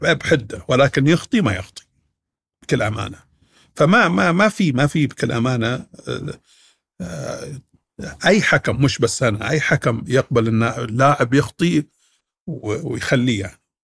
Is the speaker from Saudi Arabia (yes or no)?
yes; Saudi Arabia; عندنا في السعوديه